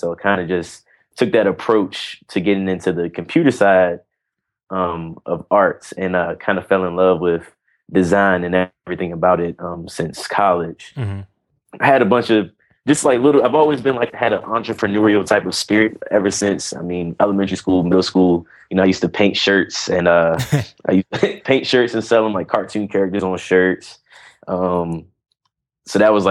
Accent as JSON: {"language": "English", "town": "Washington", "region": "District of Columbia", "country": "United States", "tie": "born or raised there", "also_born_or_lived": "North Carolina", "said": "I'm from Washington, D.C. I'm a D.C. native, which is and I live here now"}